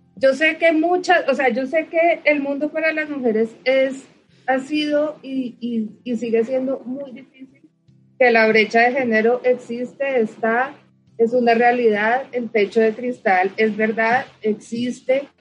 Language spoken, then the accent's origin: Spanish; Colombia